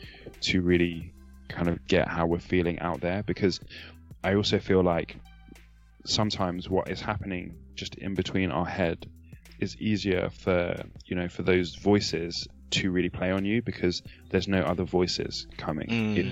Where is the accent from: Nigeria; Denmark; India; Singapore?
Nigeria; especially as a Nigerian male Christian.